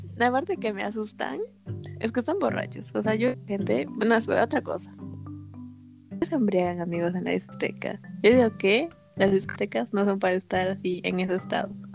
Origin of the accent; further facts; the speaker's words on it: Arequipa, Peru; me sentía realizada como arequipeña